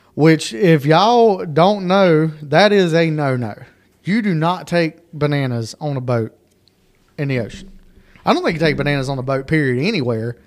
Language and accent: English; Lake Lookout, North Carolina, United States; I grew up on Lake Lookout.